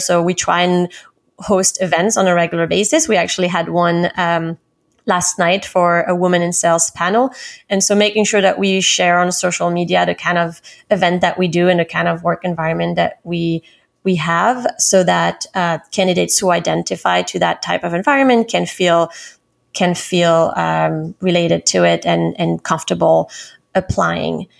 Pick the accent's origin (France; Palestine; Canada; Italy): France; Paris, Île-de-France; moved away as an adult; also born or lived in London, United Kingdom; now in New York, United States; I'm originally from Paris, France.